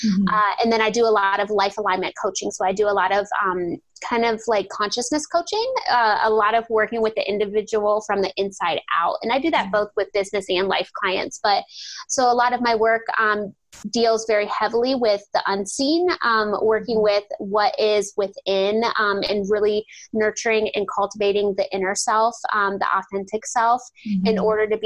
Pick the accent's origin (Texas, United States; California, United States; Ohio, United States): Ohio, United States; I'm from Ohio, and I live about 10 minutes out of the town I grew up